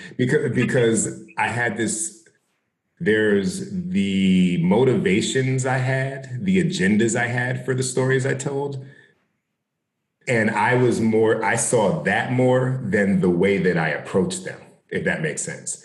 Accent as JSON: {"language": "English", "town": "South Orange", "region": "New Jersey", "country": "United States", "tie": "born or raised there", "said": "I grew up in South Orange."}